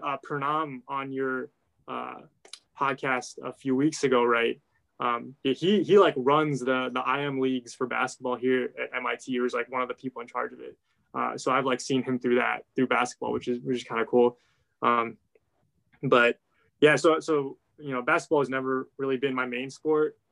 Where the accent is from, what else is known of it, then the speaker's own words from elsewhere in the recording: Ohio, United States; I grew up in Ohio